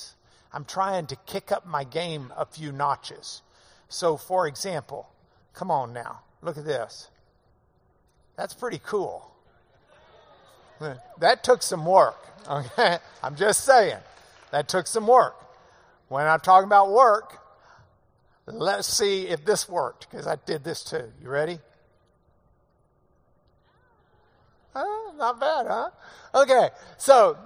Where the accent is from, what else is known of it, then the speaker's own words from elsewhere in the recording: the South, United States; I'm from the South